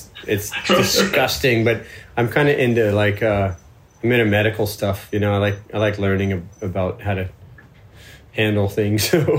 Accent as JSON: {"language": "English", "region": "Florida", "country": "United States", "tie": "born or raised there", "said": "I'm from Florida."}